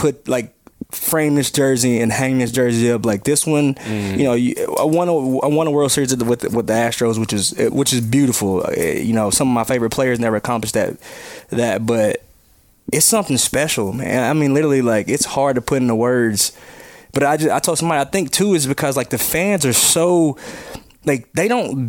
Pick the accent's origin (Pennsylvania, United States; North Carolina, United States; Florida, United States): North Carolina, United States; moved away; I grew up in North Carolina, so it was WGN, it was the Cubs and the Braves